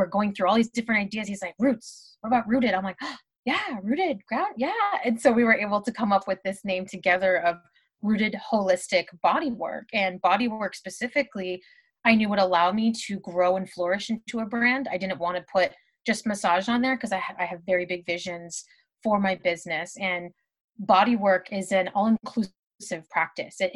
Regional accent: Southern California, United States; also born or lived in Bay Area, California; I moved home from the Bay Area back to Southern California

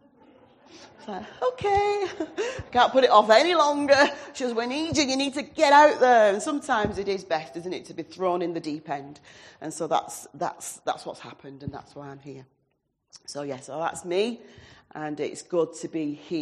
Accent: Oldham, North West England, United Kingdom; also born or lived in Blackpool / Southport / Stourbridge; now in New Longton, United Kingdom; I am an Oldham lass, born and bred in Oldham, so I'm a Lancashire lass

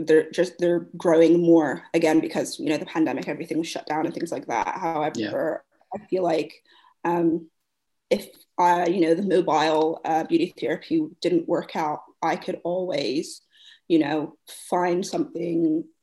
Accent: United States; moved away as an adult; now in London, United Kingdom; But anyways, the plane, I'm from the States going to London.

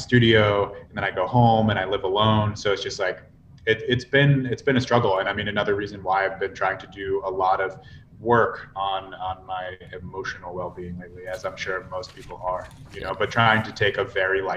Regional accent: Virginia, United States; moved away as an adult; also born or lived in Mongolia; now in San Diego, United States; I'm from Virginia

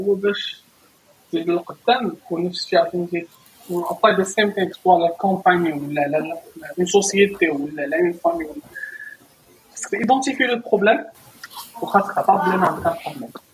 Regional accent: Morocco; moved away; ديك التربيه اللي تربينا في المغرب

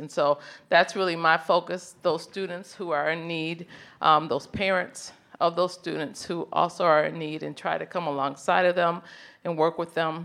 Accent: Grand Rapids, Michigan, United States; moved away as an adult; now in Birmingham, United States; we moved to Birmingham from Grand Rapids, Michigan, where I was born and raised

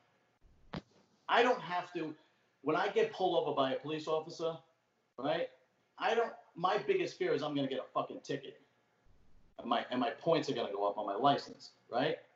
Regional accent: New York City, New York, United States; accent: old school Brooklyn; also born or lived in Staten Island; I grew up in uh, Brooklyn, so I got that old school Brooklyn accent

